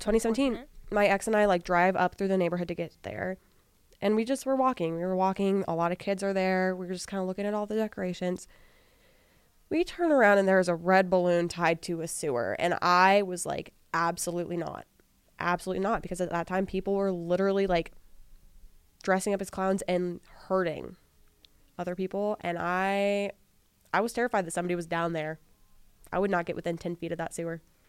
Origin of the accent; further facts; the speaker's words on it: Kansas City, United States; I'm from Kansas City